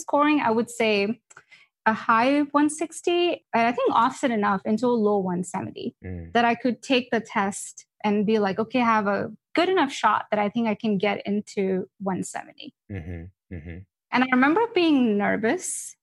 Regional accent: Dallas, Texas, United States; I'm from Dallas

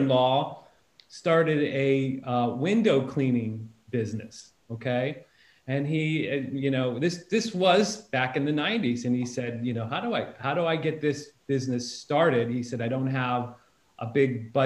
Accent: near North Canton, Ohio, United States; I grew up down the street from the plant. I knew a lot of people that worked there in North Canton, Ohio, which is just right next to my hometown where all my family lived.

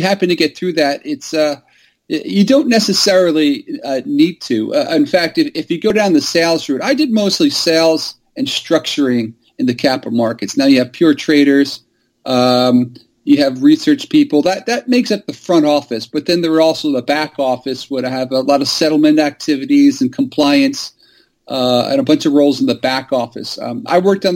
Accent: New York City, New York, United States; I was born here in New York City

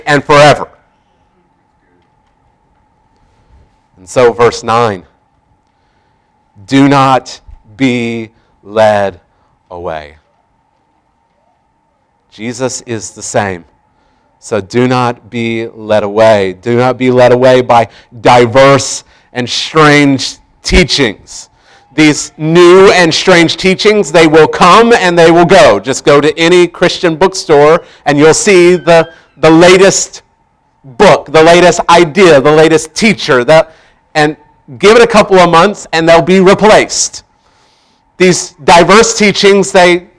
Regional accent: Tulsa, Oklahoma, United States; growing up in Tulsa

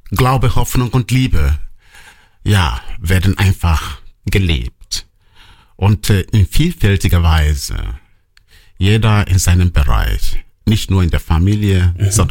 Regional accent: Nanka, Anambra, Nigeria; born there; Genau, ich komme gebürtig aus Nanka.

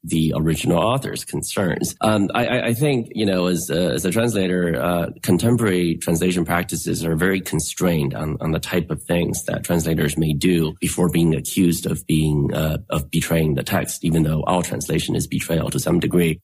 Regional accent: United States; I'm an American writer

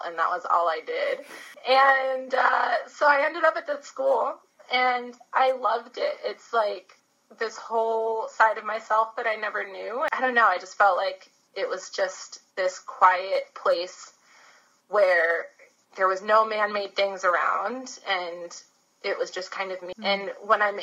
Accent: Bowie, Maryland, United States; moved away as an adult; also born or lived in Colorado; now in New Zealand; I am from Bowie, Maryland, on the East Coast, about 20 minutes outside of Washington, D.C., and I lived there most of my life

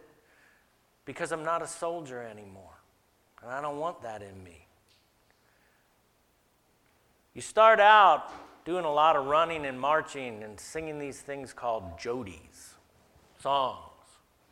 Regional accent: the South, United States; I grew up in the South

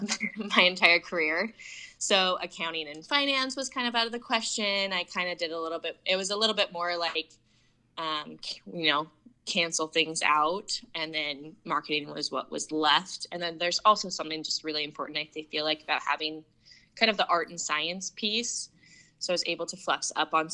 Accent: Portland, Oregon, United States; I was born and raised in Portland, Oregon, went to Central Catholic High School

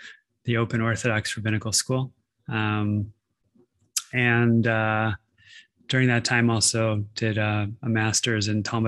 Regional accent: Denver, Colorado, United States; I was born in Denver, Colorado. My dad had a cabin up near the Continental Divide up in Blackhawk. So I spent a lot of time in the mountains as a little kid.

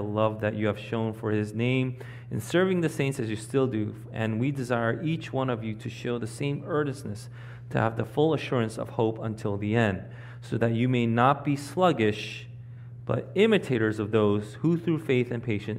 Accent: New York City, New York, United States; I grew up in Queens

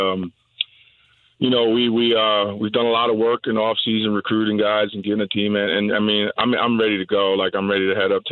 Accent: New York, United States; moved away as an adult; now in Florida, United States; I actually grew up and born and raised in New York

